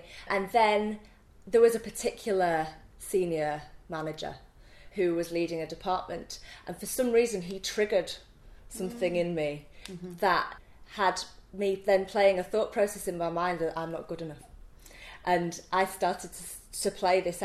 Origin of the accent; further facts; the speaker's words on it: Leeds, Yorkshire and the Humber, United Kingdom; accent: Leeds accent, Yorkshire twang; moved away as an adult; A fantastic Leeds accent. And, you know, my Yorkshire twang